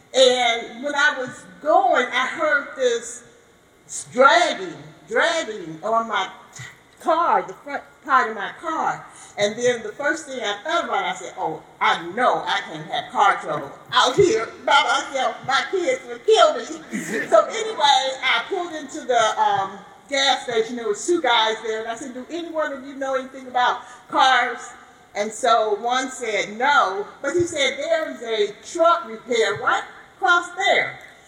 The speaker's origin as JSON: {"language": "English", "town": "Chicago", "region": "Illinois", "country": "United States", "said": "I'm from Chicago, Illinois."}